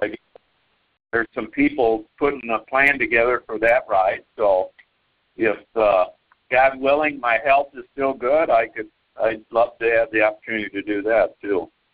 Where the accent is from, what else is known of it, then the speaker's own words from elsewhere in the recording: Cedar Falls, Iowa, United States; we're from Cedar Falls